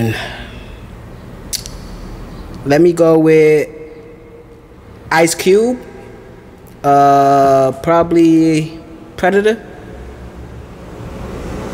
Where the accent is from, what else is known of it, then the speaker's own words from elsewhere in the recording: United States; also born or lived in Puerto Rico; I was born in Puerto Rico, but I came to America when I was 2 years old. So I grew up here basically